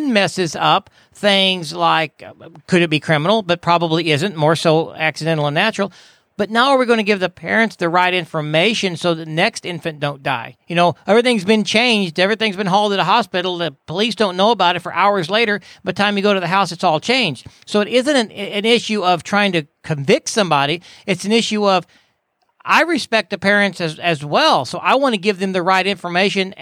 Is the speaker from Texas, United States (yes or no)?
no; Missouri, United States; because I'm from Missouri, so I'm familiar with Missouri